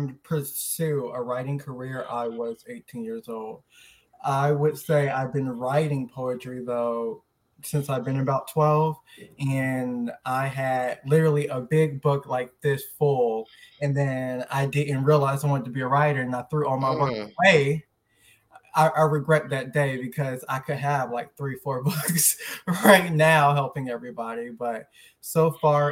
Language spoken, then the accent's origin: English; Tampa, Florida, United States; now in Orlando, United States; I'm from Tampa, Florida, but I currently reside in Orlando, Florida